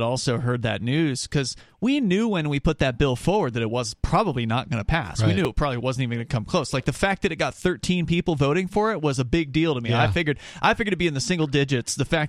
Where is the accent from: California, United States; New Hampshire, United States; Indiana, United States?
New Hampshire, United States; maybe there is something happening back in my home state of New Hampshire, right?